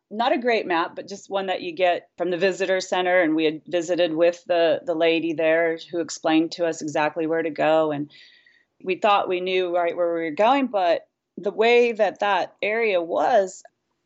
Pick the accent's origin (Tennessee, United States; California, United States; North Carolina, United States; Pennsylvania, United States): California, United States; Hayward; I was raised in Hayward, California.